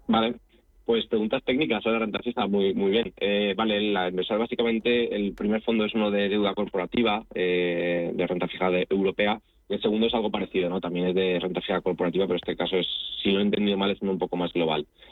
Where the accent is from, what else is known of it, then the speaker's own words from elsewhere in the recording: Spain; also born or lived in Italy; viví en Italia y, soy español y me siento de los dos países